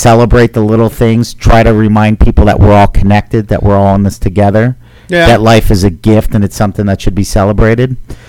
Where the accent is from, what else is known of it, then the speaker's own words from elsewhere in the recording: Philadelphia, Pennsylvania, United States; now in Los Angeles, United States; No, I'm originally from Philly